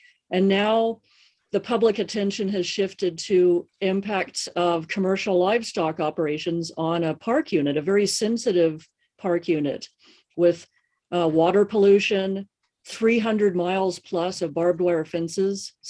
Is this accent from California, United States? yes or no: yes; East Bay, San Francisco Bay Area, California, United States; I grew up in the East Bay